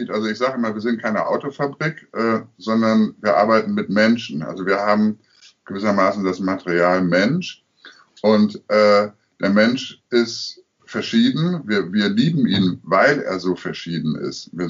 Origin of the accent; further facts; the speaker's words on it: Münster, North Rhine-Westphalia, Germany; Also ich komme aus Münster, ja. äh, bekanntermaßen eine katholische Stadt. Ich bin auch katholisch äh, erzogen